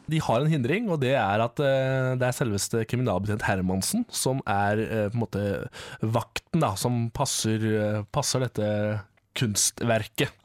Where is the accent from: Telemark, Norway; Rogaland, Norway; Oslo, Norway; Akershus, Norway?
Telemark, Norway; Bø; Jeg er fra Bø i Telemark